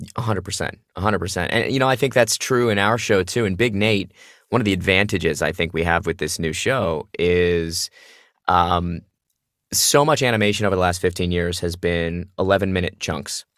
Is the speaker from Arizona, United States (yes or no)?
yes; Phoenix, Arizona, United States; moved away as an adult; I grew up in Phoenix, Arizona doing theater.